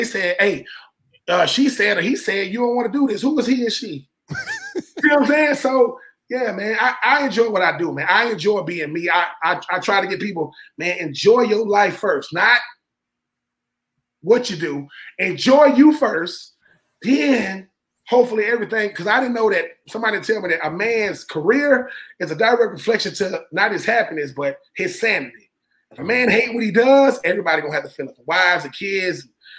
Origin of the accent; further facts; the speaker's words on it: the South, United States; I'm from the South, so.